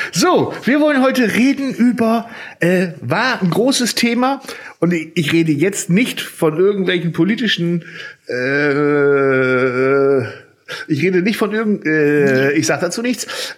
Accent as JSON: {"language": "German", "town": "Zetel", "region": "Lower Saxony", "country": "Germany", "said": "ich komme jetzt ja aus Zetel"}